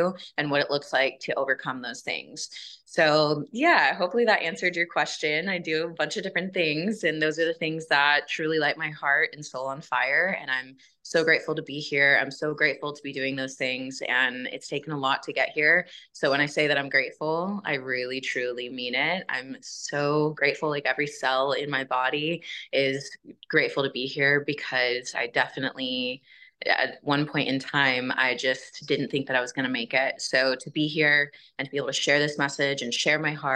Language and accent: English; Houston, Texas, United States; I grew up in Houston, Texas